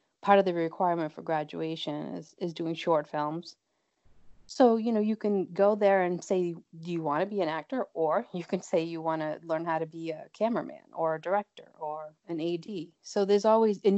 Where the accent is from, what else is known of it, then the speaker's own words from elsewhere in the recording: Boston, Massachusetts, United States; I'm from Boston, Mass., and I am an actor